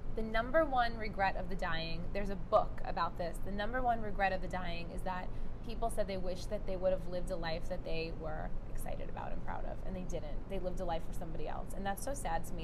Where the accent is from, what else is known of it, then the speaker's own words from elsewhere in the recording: New York City, New York, United States; moved away; I grew up in Brooklyn